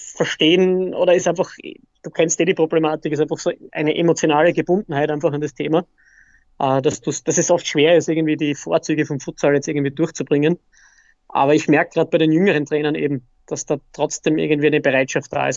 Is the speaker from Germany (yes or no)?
no; Austria; Bei uns in Österreich